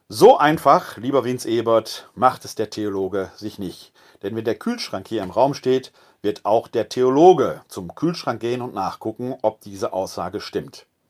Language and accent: German; Essen, North Rhine-Westphalia, Germany; also born or lived in Bochum / Munich / Witten / Wermelskirchen; now in Wuppertal, Germany; Ich bin ein Kind des Ruhrgebietes